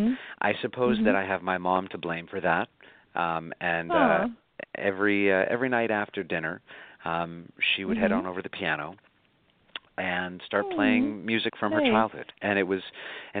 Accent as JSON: {"language": "English", "town": "Buffalo", "region": "New York", "country": "United States", "tie": "born or raised there", "moved": "as an adult", "lives_now": "New York, United States", "said": "my hometown of Buffalo, where I grew up"}